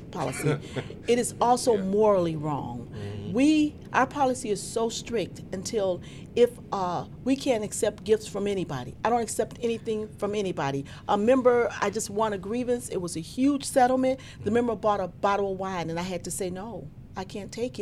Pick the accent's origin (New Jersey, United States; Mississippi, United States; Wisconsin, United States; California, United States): Mississippi, United States; now in Chicago, United States; I'm originally from Mississippi